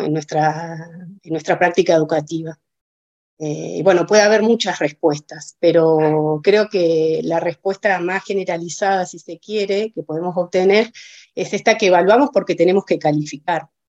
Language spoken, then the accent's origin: Spanish; Villa La Angostura, Neuquén, Argentina; also born or lived in Cipolletti, Río Negro; yo soy nacida en Villa de Angostura, yo soy nacida acá en Villa, hice toda mi escolaridad en, acá en la localidad